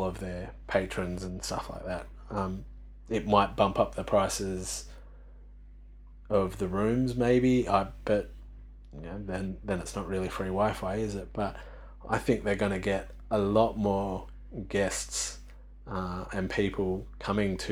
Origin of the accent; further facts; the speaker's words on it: Australia; I come from Australia